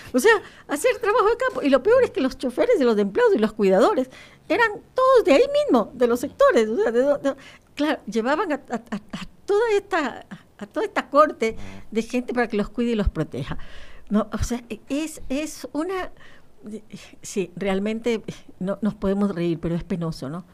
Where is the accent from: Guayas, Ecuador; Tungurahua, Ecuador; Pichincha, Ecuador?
Guayas, Ecuador; Guayaquil; Yo soy de Guayaquil